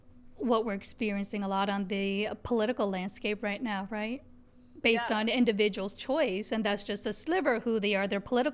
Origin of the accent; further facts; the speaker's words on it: Illinois side, United States; also born or lived in India / San Francisco / Oklahoma / Nebraska; I'm born in India, came to the States as 19 months old, and I was in San Francisco, Oklahoma, and Nebraska, and ended up in the Quad Cities, which is half Illinois and half Iowa. Together, all those cities are called the Quad Cities, and I was on the Illinois side.